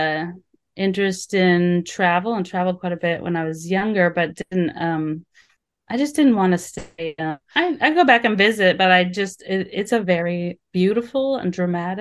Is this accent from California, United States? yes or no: no; Anchorage, Alaska, United States; moved away as an adult; also born or lived in Utah / Minnesota; I grew up in Alaska